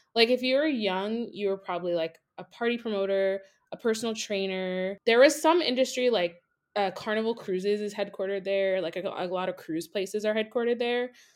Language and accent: English; Miami, Florida, United States; moved away as an adult; also born or lived in Gainesville, Florida; now in New York City, United States; I am originally from Miami, and I live in almost the Upper West Side